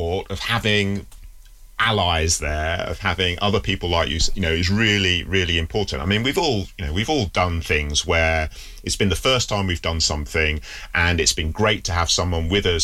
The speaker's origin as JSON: {"language": "English", "region": "Yorkshire and the Humber", "country": "United Kingdom", "tie": "born or raised there", "said": "since I've been growing up in the UK, you know, I was born in Yorkshire, and Yorkshire in the 1970s is a pretty white place. Certainly, I was in a village"}